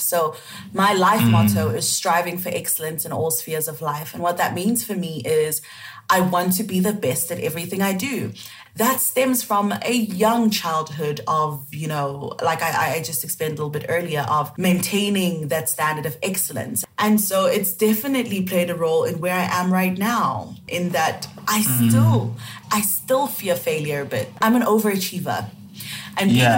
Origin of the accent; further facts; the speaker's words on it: Cameroon; accent: West African; moved away; also born or lived in South Africa; I'm originally from Cameroon, so that is in West Africa.